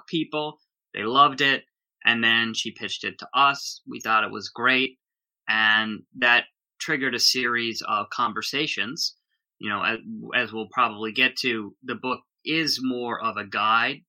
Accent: Minneapolis suburb, Minnesota, United States; moved away as an adult; now in Los Angeles, United States; I grew up in Minnesota

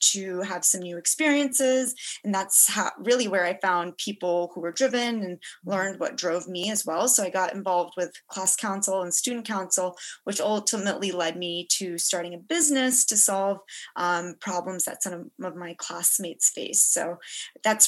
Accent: Yorktown, Virginia, United States; moved away as an adult; now in New York City, United States; I was born and raised in Yorktown, Virginia, which is where I am right now

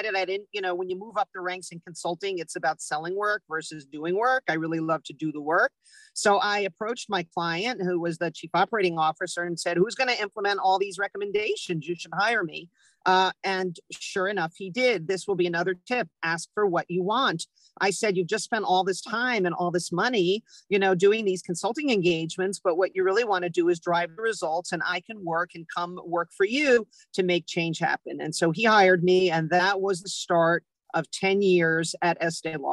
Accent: New York, United States; moved away as an adult; I grew up in New York

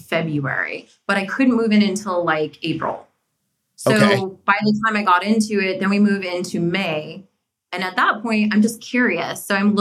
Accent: New Mexico, United States; moved away as an adult; also born or lived in New York City; now in Washington, D.C., United States; I'm actually from New Mexico originally and was raised there

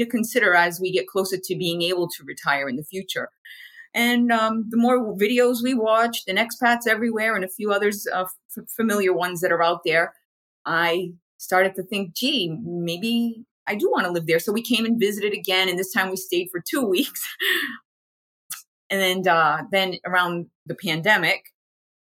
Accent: Rhode Island, United States; moved away as an adult; now in Portugal; I originally am from the United States, and I was born and raised in New England, specifically the Rhode Island

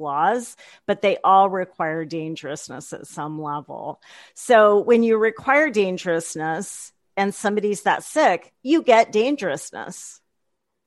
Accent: the Midwest, Kansas, United States; being born in Kansas and growing up in the Midwest

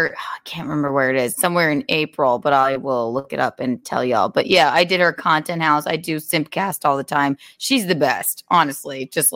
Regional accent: the South, United States; accent: Southern; Listen to my Southern accent.

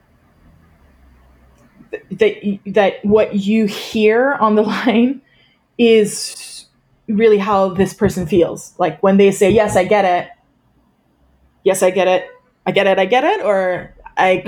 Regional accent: France; moved away; also born or lived in United States; I am French originally

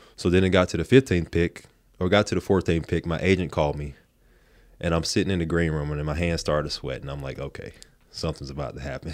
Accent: Supply, North Carolina, United States; moved away as an adult; also born or lived in Raleigh, North Carolina; I grew up in Supply. My high school was in Shallot.

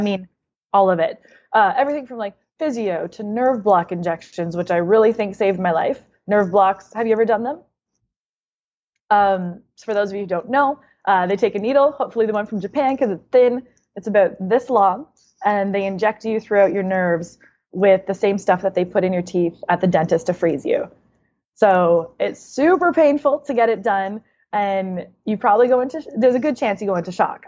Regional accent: Canada; now in United States; being Canadian and then moving to America

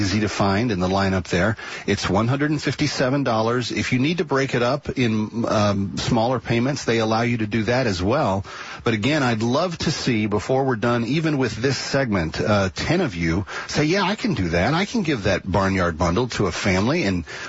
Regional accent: Dallas-Fort Worth area, Texas, United States; I grew up in the Dallas-Fort Worth area

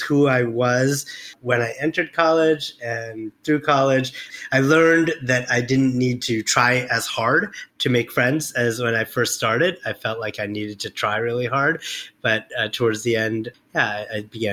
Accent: Albany, New York, United States; we grew up in Albany, the capital.

